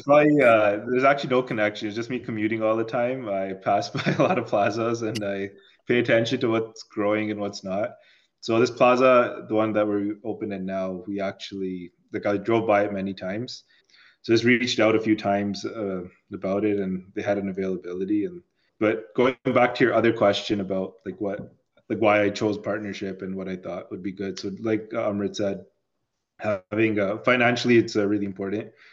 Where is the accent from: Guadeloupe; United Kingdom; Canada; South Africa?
Canada; Toronto, Ontario; also born or lived in Chicago; I grew up in Toronto. Went to school in Chicago. Uh, moved back to Toronto